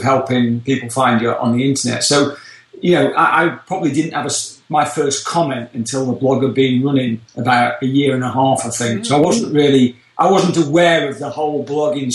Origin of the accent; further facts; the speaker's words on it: United Kingdom; moved away as an adult; now in Orlando, United States; we can tell from my accent I come from a little bit further away over the pond from the UK originally